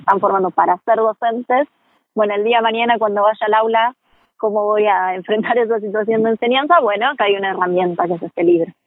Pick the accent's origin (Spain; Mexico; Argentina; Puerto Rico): Argentina; como sociedad argentina